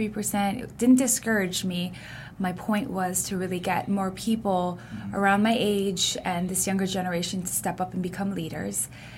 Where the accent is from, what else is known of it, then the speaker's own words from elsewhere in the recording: Honolulu, Hawaii, United States; I was born in Kuku, raised in Hawaii Kai, went to Kamehameha schools.